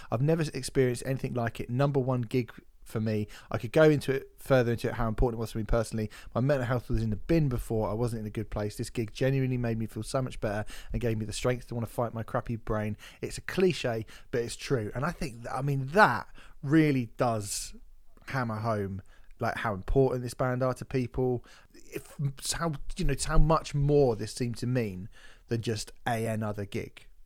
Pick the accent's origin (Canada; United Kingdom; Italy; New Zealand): United Kingdom; Barnsley, Yorkshire and the Humber; Milton Keynes is the worst, and I'm from Barnsley, so